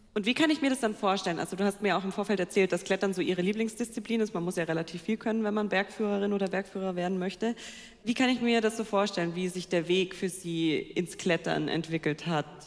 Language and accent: German; Allgäu, Bavaria, Germany; ich komme ja aus dem Allgäu